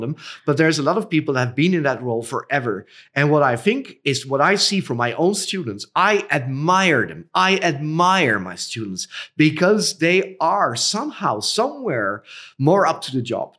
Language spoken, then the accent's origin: English; Netherlands; also born or lived in Cambodia; I was born in the Netherlands. I currently reside in the Netherlands